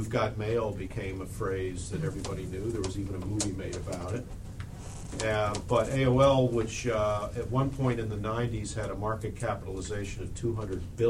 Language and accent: English; Pittsburgh, Pennsylvania, United States; moved away as an adult; also born or lived in Louisville, Kentucky / Washington; I'd worked on a community newspaper in my hometown of Pittsburgh